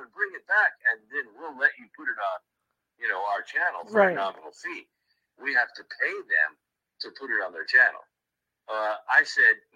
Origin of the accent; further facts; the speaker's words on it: Stranraer, Scotland, United Kingdom; Stranraer, which is my hometown in Scotland